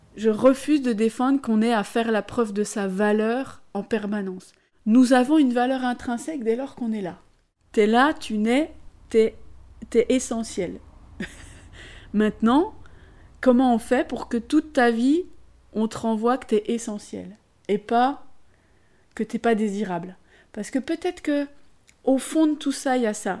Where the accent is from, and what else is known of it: Besançon, Bourgogne-Franche-Comté, France